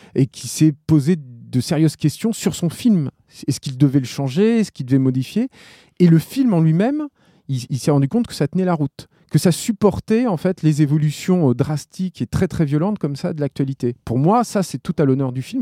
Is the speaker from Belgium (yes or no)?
no; France; en tant que Français